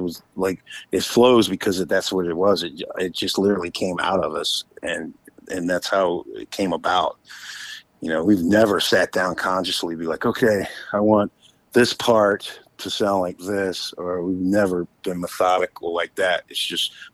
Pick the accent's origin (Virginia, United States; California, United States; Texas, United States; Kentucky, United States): Virginia, United States; a friend of mine that I grew up with in Virginia